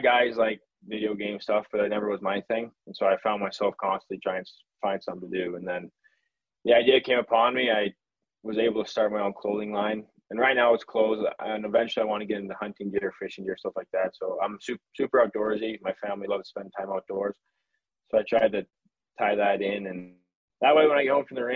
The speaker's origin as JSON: {"language": "English", "country": "United States", "said": "I'm an American"}